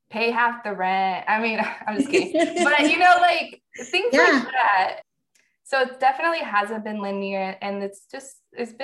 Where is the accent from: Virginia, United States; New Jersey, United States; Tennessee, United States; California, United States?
California, United States; Northern; moved away as an adult; also born or lived in Iowa / North Carolina / Key West, Florida; born and raised in Northern California.